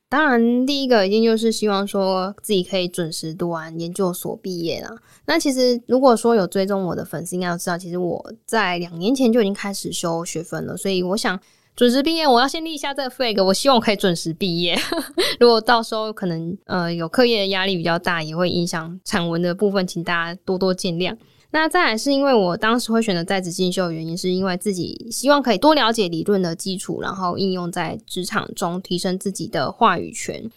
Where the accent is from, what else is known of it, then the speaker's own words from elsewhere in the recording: Kaohsiung, Taiwan; moved away as an adult; also born or lived in New Taipei; 其实我是高雄的孩子嘛，所以就想说不要离家太远